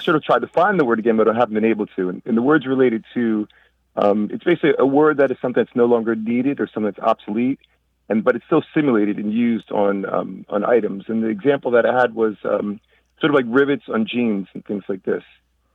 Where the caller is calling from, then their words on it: Rahway, New Jersey, United States; I'm calling from New Jersey, Rahway, New Jersey